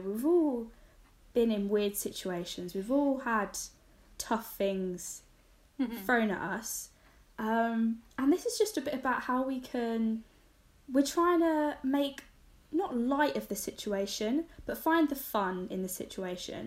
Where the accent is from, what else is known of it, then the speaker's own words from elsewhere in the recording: Fenland, East of England, United Kingdom; born and raised in Fenland.